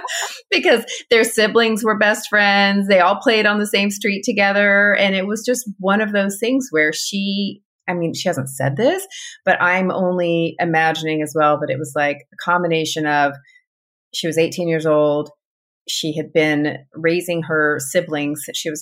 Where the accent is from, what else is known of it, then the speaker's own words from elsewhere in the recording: California, United States; born there; also born or lived in Texas; Anyway, so they moved to California. I was born in California. I'm the second of six. We were there in California, in Southern California, for their first four of their children, and then moved to Texas.